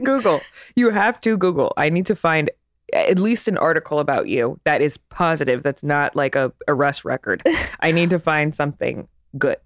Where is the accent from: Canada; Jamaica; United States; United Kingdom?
United States; East Coast; now in Los Angeles, United States; I'm from the East Coast